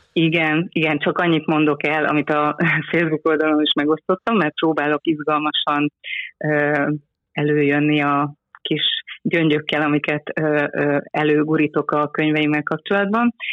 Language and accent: Hungarian; Szeged, Csongrád-Csanád, Hungary; anyukám Debreceni, én Szegedi vagyok